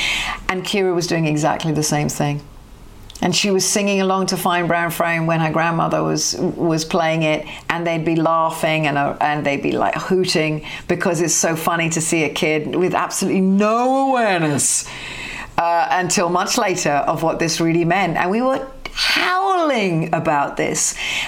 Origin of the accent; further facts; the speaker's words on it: United Kingdom; Maybe it's because I'm a Brit, probably because I'm a Brit, that I can see this with the eyes that I have and understand it.